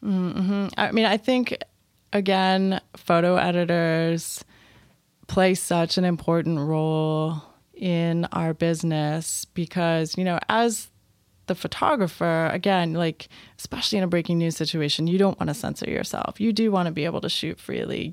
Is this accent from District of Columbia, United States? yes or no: yes; Washington, District of Columbia, United States; I moved back to D C, which was, uh, my hometown